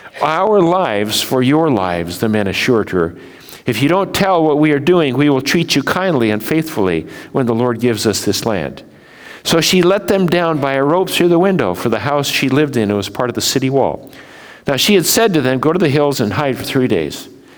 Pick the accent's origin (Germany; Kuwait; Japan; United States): Japan; When I was raised in Japan, we saw the prejudice of Japanese against Koreans.